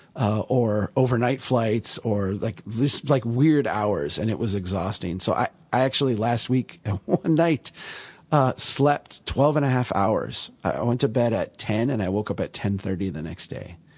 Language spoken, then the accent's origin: English; Minnesota, United States; I'm from Minnesota